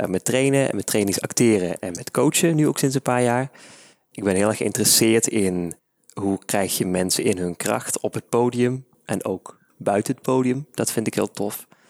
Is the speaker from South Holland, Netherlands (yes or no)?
no; Maastricht, Limburg, Netherlands; Ja, ik ben van Maastricht